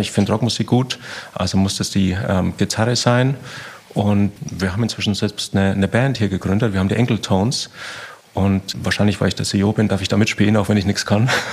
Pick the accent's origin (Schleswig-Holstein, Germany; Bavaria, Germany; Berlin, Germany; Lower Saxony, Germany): Bavaria, Germany; komme aus dem Süden, bin aus Bayern.